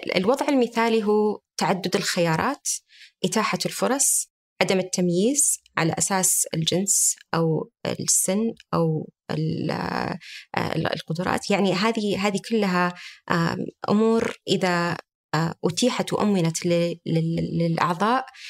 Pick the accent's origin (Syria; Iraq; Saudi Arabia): Saudi Arabia; عندنا في المملكة العربية السعودية